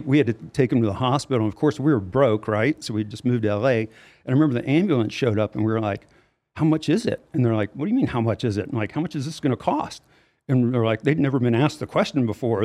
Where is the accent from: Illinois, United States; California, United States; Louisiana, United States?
Louisiana, United States; moved away; I'm from Louisiana originally